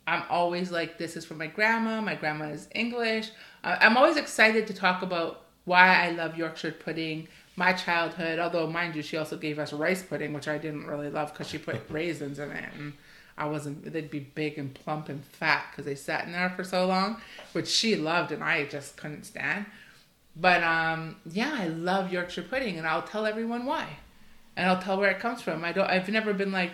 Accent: Toronto, Ontario, Canada; I grew up in Toronto.

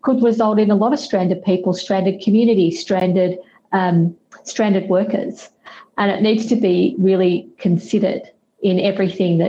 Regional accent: Australia; now in London, United Kingdom; So I live in the UK, I'm based in London, but I'm from Australia.

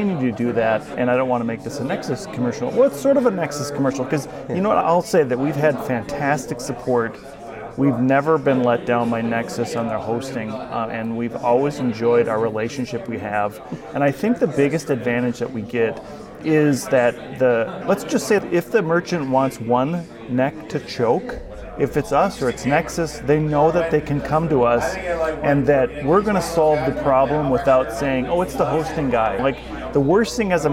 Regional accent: Minnesota, United States; I'm from Minnesota

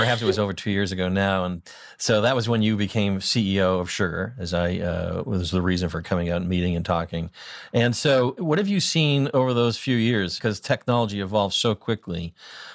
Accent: Boston, Massachusetts, United States; accent: Boston

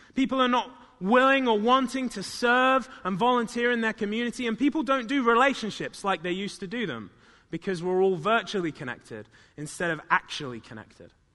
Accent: United Kingdom; moved away; in my hometown where I grew up

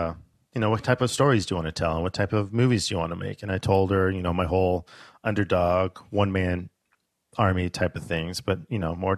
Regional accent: Alaska, United States; I'm from Alaska.

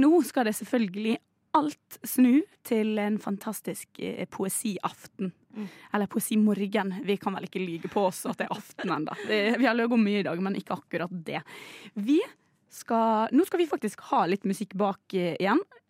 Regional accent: Ålesund, Møre og Romsdal, Norway; moved away; jeg er fra Ålesund

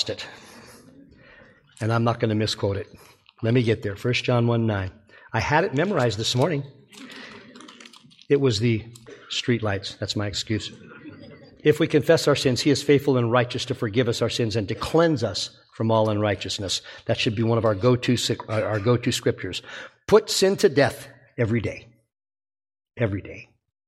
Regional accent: Alabama, United States; I was from Alabama

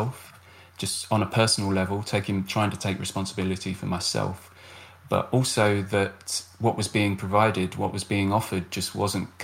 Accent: United Kingdom; I'm a British military veteran

